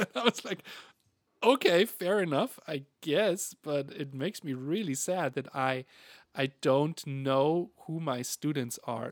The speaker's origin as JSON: {"language": "English", "country": "Germany", "moved": "yes", "said": "I'm from Germany."}